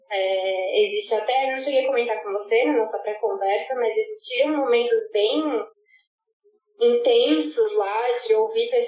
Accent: Brazil; moved away as an adult; now in Ghana; Eu sou do Brasil, eu sou latina

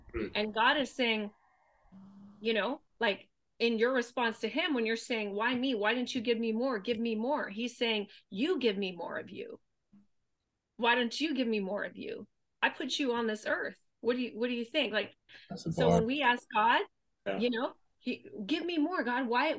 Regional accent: Thailand; moved away; We grew up in Thailand, but we didn't have money.

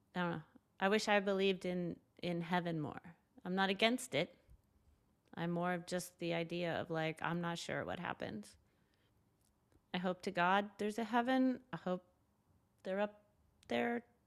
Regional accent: Southern California, United States; moved away as an adult; also born or lived in New York City, United States; now in Los Angeles, United States; I grew up in Southern California, nicer neighborhood

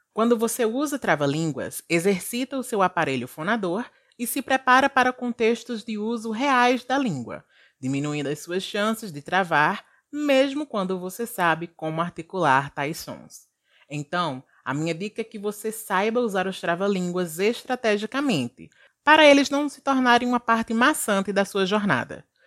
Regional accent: Brazil; accent: Brazilian; muito dificilmente vamos perder o nosso sotaque de brasileiro

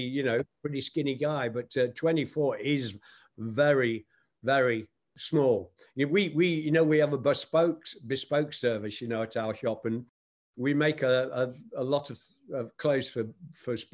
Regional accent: Nottingham, East Midlands, United Kingdom; my hometown of Nottingham, England

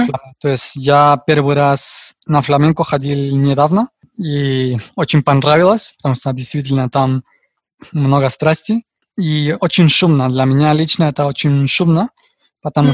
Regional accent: Madrid, Community of Madrid, Spain; Russian is a second language; also born or lived in Riga, Latvia; я испанец из города Мадрида, столица Испании

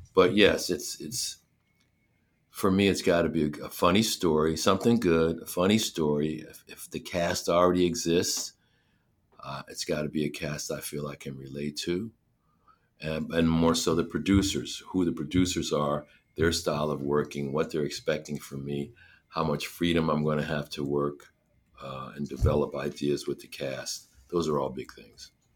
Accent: Scranton, Pennsylvania, United States; moved away as an adult; I grew up in Scranton, Pennsylvania

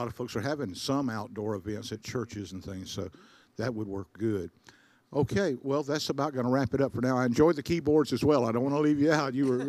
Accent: Spartanburg, South Carolina, United States; moved away; Say hello to Spartanburg on the way back for me. That's my hometown.

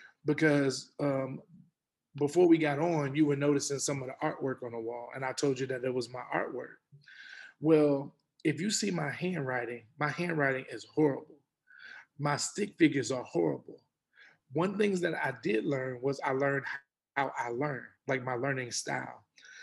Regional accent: Texas, United States; And my cousins used to tease me, you know, all the time, because we're from Texas. And I was like a country boy.

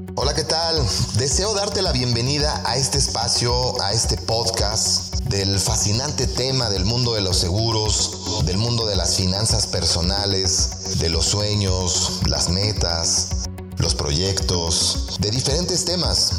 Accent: Mexico; also born or lived in State of Mexico; soy mexicano, eh, vivo en el Estado de México

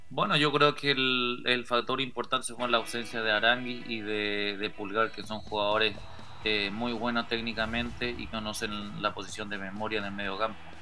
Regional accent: Paraguay; yo hablando como paraguayo

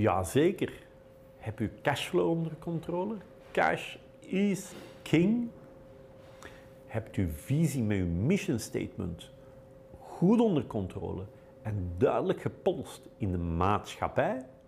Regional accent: Belgium; wij Belgen

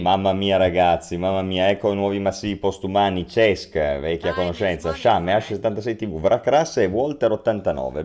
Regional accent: Turin, Piedmont, Italy; noi che poi siamo di Torino

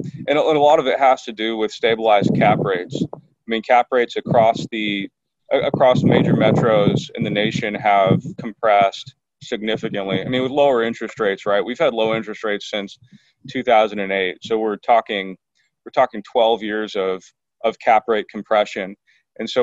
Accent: Portland, Oregon, United States; moved away as an adult; also born or lived in Eugene, Oregon; now in San Diego, United States; Portland, Oregon, born and raised pretty close to the Nike campus

